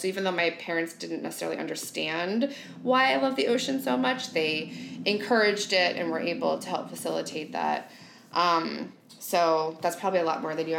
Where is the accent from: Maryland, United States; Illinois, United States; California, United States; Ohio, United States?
Illinois, United States; Northern; moved away; I am from the heartland of our country. I grew up in Northern Illinois, and not like Chicago, Illinois, right?